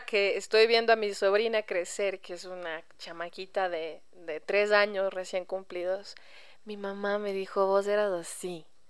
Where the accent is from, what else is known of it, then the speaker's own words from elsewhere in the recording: Ecuador; moved away as an adult; me fui del Ecuador, eh, como quien dice, sin la gracia de mis padres o de mi familia